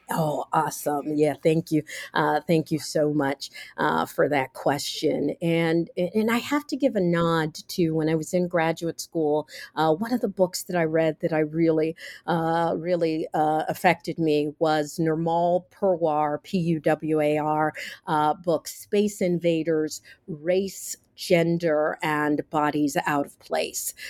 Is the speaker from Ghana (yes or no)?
no; Cincinnati, Ohio, United States; I grew up in Cincinnati, Ohio